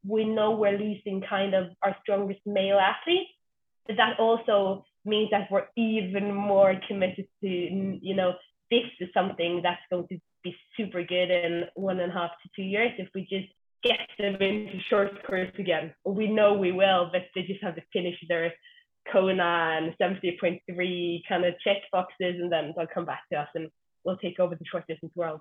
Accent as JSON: {"language": "English", "town": "Stavanger", "region": "Rogaland", "country": "Norway", "tie": "born or raised there", "said": "I'm from Stavanger, the oil capital of Norway."}